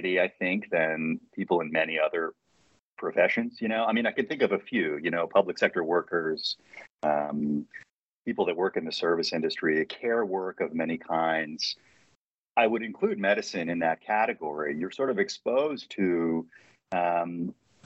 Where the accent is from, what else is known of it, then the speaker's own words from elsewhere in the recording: North Carolina, United States; moved away; also born or lived in New York City / Colorado / Oregon; I'm from North Carolina originally